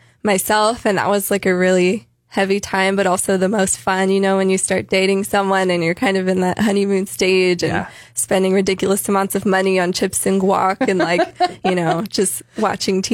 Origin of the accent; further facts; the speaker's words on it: San Jose, California, United States; also born or lived in San Luis Obispo; I grew up in San Jose.